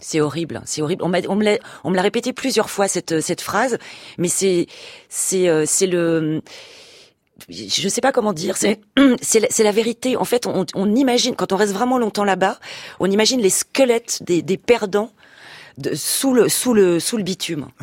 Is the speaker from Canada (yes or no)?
no; France; en tant que française en plus on est quand même un peu les rois des râleurs